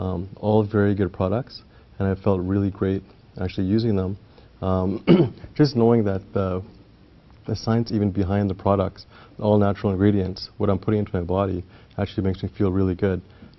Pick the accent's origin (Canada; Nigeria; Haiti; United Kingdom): Canada; Vancouver, British Columbia; I'm from Vancouver, BC.